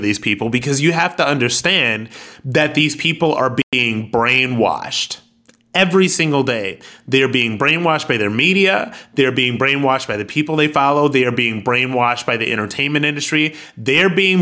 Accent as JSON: {"language": "English", "town": "Akron", "region": "Ohio", "country": "United States", "said": "I'm ex-military and I'm from Akron, Ohio"}